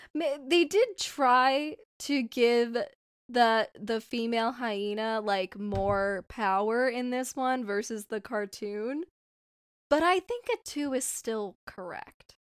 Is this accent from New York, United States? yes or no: no; Southern California, United States; I grew up in Southern California